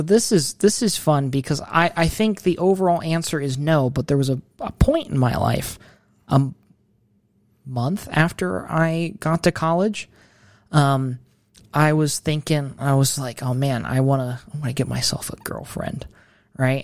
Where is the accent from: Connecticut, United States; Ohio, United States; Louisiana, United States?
Ohio, United States; Mansfield; I am from Ohio, Mid Ohio, Mansfield.